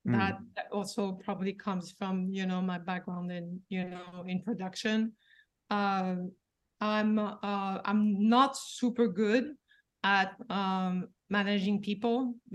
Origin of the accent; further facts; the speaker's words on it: Paris, Île-de-France, France; Yeah, I'm from Paris.